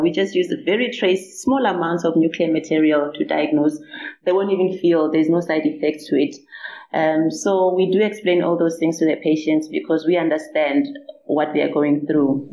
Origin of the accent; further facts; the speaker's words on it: Limpopo, South Africa; I'm actually from Limpopo. I was born and bred here in Limpopo.